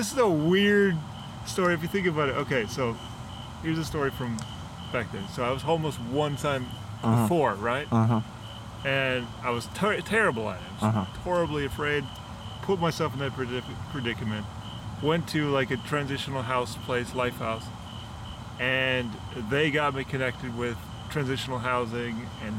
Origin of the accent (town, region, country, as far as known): Minnesota, United States